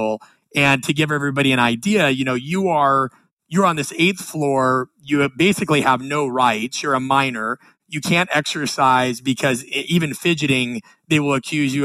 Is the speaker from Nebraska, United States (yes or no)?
yes; Nebraska, United States; I'm from the Midwest. I'm from Nebraska.